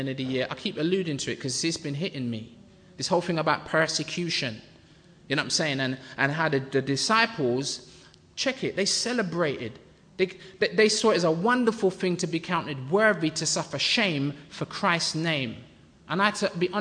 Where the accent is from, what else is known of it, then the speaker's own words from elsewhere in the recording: Jamaica; I'm Jamaican